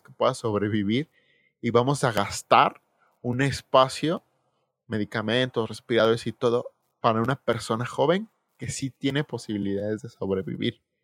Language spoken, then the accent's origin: Spanish; Mexico